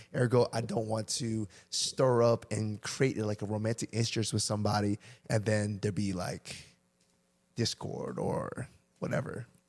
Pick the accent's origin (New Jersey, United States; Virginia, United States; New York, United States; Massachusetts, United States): Virginia, United States; Chester; we grew up in Chester